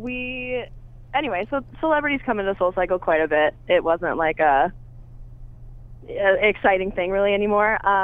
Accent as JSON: {"language": "English", "town": "Toledo", "region": "Ohio", "country": "United States", "moved": "yes", "said": "I'm from Toledo, Ohio."}